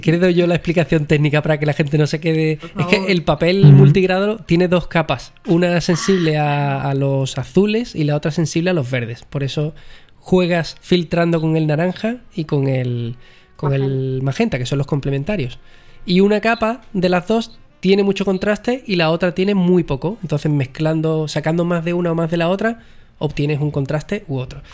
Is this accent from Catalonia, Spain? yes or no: no; Jerez de la Frontera, Andalusia, Spain; Yo soy de Jerez